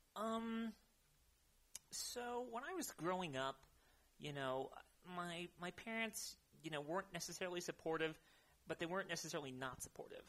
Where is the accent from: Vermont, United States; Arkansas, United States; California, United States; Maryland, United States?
California, United States; Modesto; moved away as an adult; now in Bay Area, United States; I am from Modesto, California, okay. in the Central Valley. Um, about what is it? Uh, Ninety miles east from here